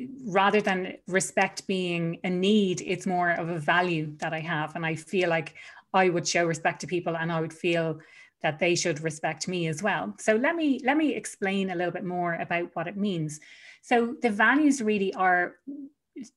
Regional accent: Ireland; moved away as an adult; I was gone from Ireland for over 7 years. And one of the big reasons that I returned home was to spend more time with family.

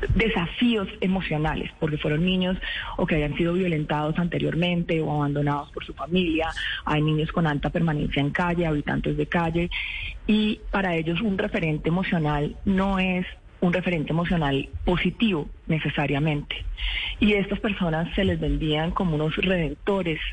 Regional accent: Colombia; somos los colombianos y las colombianas

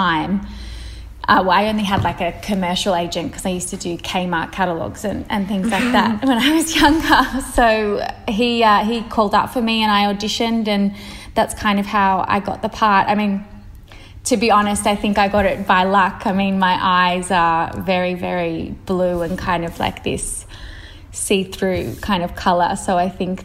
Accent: Melbourne, Victoria, Australia; I grew up out in Park Orchard. So kind of like Ringwood, Donvale way. It's like this tiny little eastern suburbs pocket.

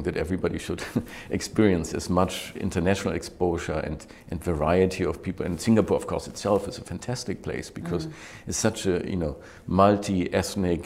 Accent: Germany; English is a second language; moved away as an adult; also born or lived in Switzerland / New York / London / Hong Kong; when I grew up in Germany

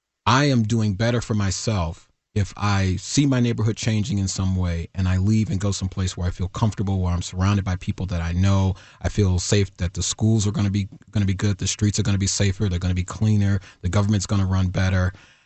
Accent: Chicago, Illinois, United States; So, you know, I grew up on the South Side of Chicago, born in 1969 at a time when the neighborhood was really kind of changing over where I was living.

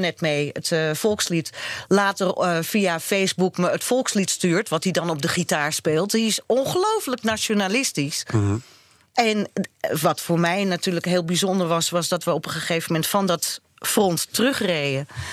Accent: Netherlands; maar ik ben Nederlandse

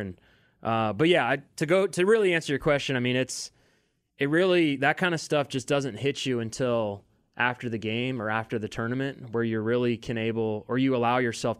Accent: Kansas City, Missouri, United States; You know, I'm we're all from Kansas City. We know what it's like.

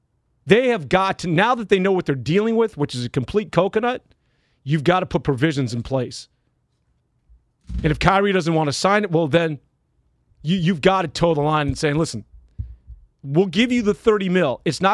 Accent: Milwaukee, Wisconsin, United States; born there; I know that my birth certificate says I'm from the Midwest in Milwaukee

